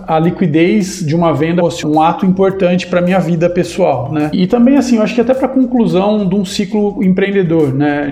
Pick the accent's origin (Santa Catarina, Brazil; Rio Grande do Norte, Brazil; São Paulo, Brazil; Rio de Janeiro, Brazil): São Paulo, Brazil; Avaré; sou do interior de São Paulo, sou de Avaré